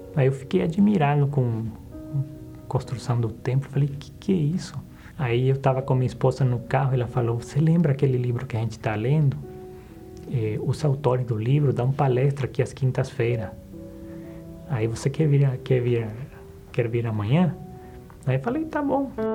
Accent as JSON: {"language": "Portuguese", "country": "Bolivia", "said": "eu sou de uma cidade do interior da, da Bolívia, uma cidade bem pequena, de 40 mil habitantes"}